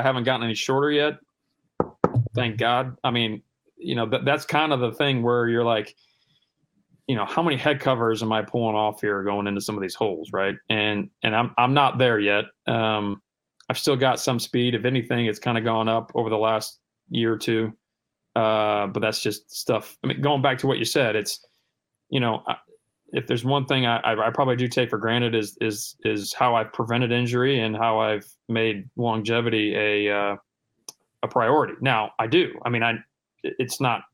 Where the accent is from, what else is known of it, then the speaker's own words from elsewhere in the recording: Cedar Rapids, Iowa, United States; now in Georgia, United States; Growing up in Iowa